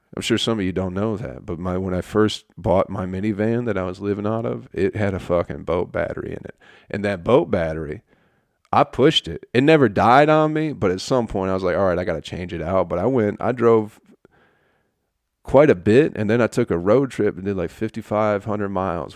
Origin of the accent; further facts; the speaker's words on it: Michigan, United States; moved away as an adult; also born or lived in Utica, New York; now in Atlanta, United States; I was from Michigan